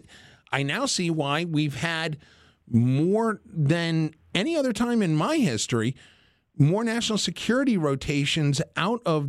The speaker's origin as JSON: {"language": "English", "region": "Massachusetts", "country": "United States", "said": "you're a Massachusetts like me"}